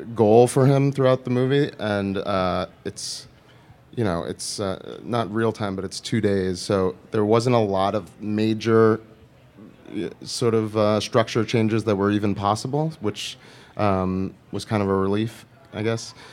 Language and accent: English; New York, United States; also born or lived in Los Angeles; I'm from New York